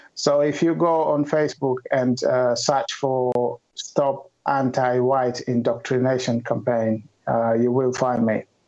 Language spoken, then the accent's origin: English; Kenya; moved away as an adult; now in United Kingdom; I grew up in Kenya. Uh, before moving to the UK uh, a couple of years ago, and I've been living in the UK